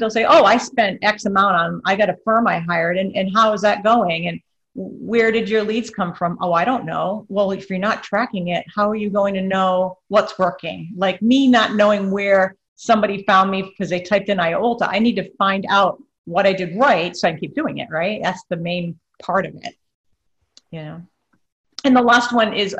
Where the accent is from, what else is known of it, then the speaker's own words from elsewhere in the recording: Rhode Island, United States; now in Florida, United States; I'm from Rhode Island originally